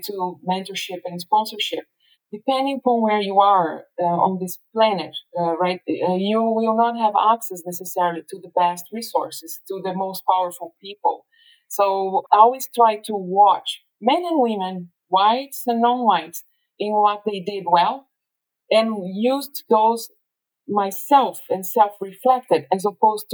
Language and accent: English; São Paulo, Brazil; I was born in Brazil, and São Paulo, like I said, a middle child of a very humble family, you know, lived in a neighborhood that was predominantly Black